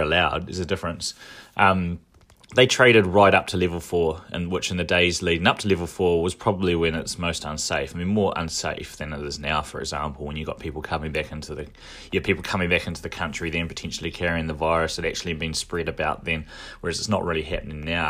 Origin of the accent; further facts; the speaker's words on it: Dunedin, Otago, New Zealand; now in Auckland, New Zealand; when I was growing up in Dunedin